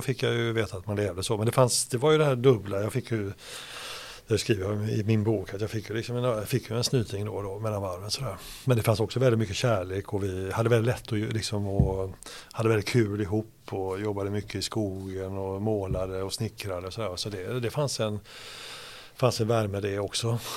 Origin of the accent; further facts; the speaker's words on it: Hindås, Västra Götaland, Sweden; moved away; also born or lived in Gothenburg; Och i närheten där är jag född och sen är jag uppvuxen på den, på den platsen